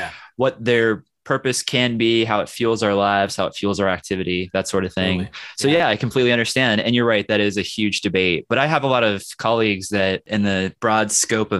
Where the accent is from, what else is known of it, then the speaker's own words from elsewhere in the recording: Midwest, United States; I'm from the Midwest